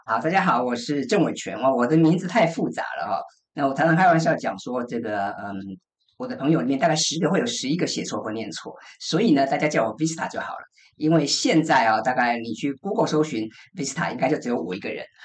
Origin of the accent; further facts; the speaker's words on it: Taiwan; 我们台湾人